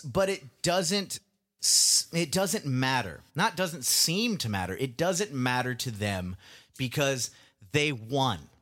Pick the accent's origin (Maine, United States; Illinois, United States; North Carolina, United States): North Carolina, United States; Indian Trail; moved away; rednecks who I grew up with in Indian Trail, North Carolina